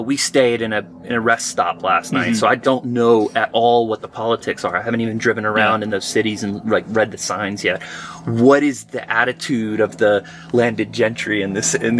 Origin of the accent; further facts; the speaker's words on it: South Carolina, United States; now in San Diego, United States; because I grew up in South Carolina, I went there for over the holidays.